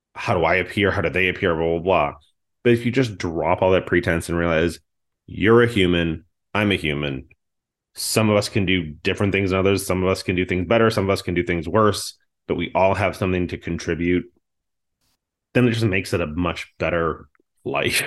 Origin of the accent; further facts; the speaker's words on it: just outside of Boston, Massachusetts, United States; I grew up on just outside of Boston